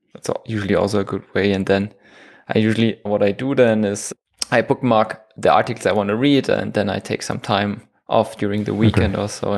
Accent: Munich, Bavaria, Germany; moved away as an adult; now in Switzerland; I'm from Germany. Okay. From Munich.

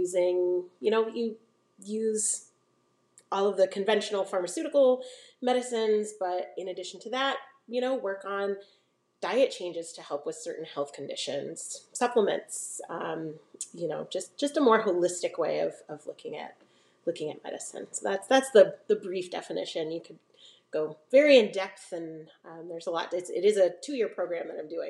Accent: Maine, United States; now in Iowa, United States; I'm originally from Maine

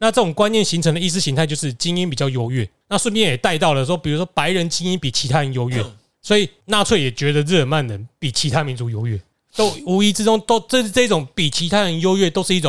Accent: Taiwan; 其实大家我们台湾人最容易想到的是体保生没脑没脑袋

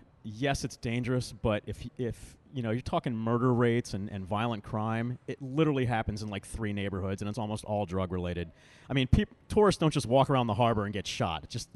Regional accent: Baltimore, Maryland, United States; also born or lived in Breckenridge, Colorado / D.C. suburbs; now in Washington, D.C. suburbs, United States; I'm originally from Baltimore. I did not actually start playing hockey till I was 27, and I am in my 50s now

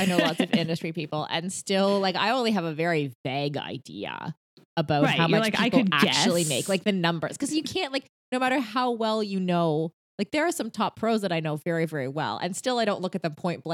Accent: Canada; as a Canadian, I sort of have to spend half the year in Canada, right?

